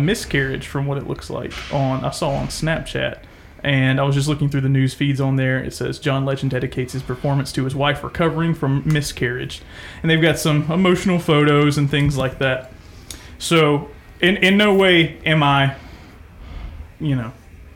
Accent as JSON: {"language": "English", "country": "United States", "tie": "born or raised there", "said": "I have a love for America because it's the patriotic love of this is where I was born and raised"}